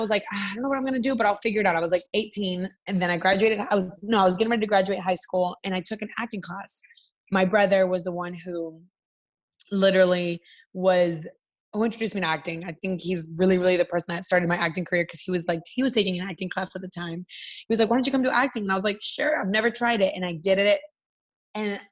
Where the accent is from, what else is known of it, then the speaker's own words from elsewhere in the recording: Atlanta, Georgia, United States; English is a second language; also born or lived in Miami; we moved to Atlanta and I grew up in Atlanta